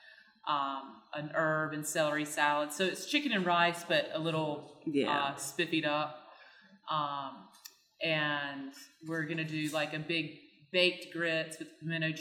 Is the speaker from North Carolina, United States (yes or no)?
yes; Deep Run, North Carolina, United States; I grew up in Deep Run, North Carolina. I live there now across the road from the house I grew up in.